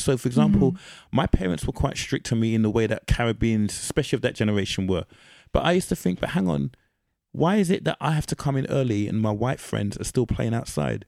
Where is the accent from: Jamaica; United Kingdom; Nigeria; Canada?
United Kingdom